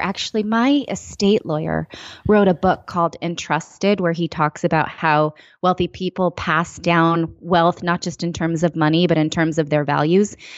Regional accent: East Bay area, California, United States; I'm from the East Bay area

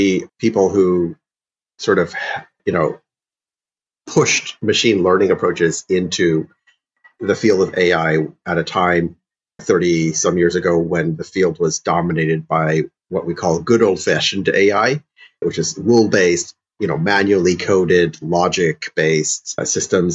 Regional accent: Illinois, United States; also born or lived in St. Louis, Missouri; I grew up in the Midwest heavily and in Illinois

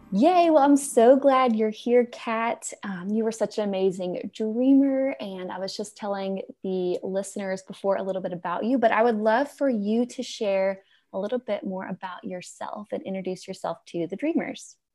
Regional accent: Alabama, United States; moved away; also born or lived in New York City; I grew up in Alabama

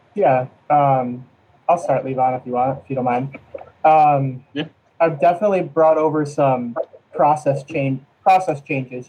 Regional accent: Oswego, New York, United States; now in Vermont, United States; Oswego, New York, little small town in central New York

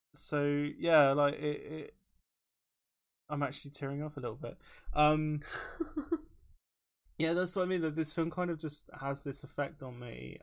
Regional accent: Taunton, South West England, United Kingdom; now in Bristol, United Kingdom; in taunton if anybody who's listening is from my hometown

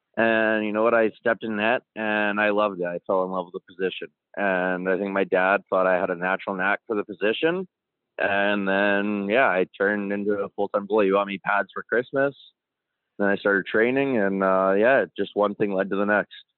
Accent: Calgary, Alberta, Canada; also born or lived in Comox, British Columbia; born in Comox, but I grew up mostly in Calgary. I moved to Calgary when I was about three with my mom

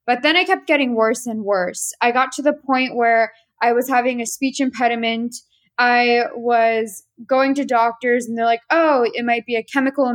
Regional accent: Washington, District of Columbia, United States; I'm from the Washington, D.C. area, born and raised, but ethnically Armenian

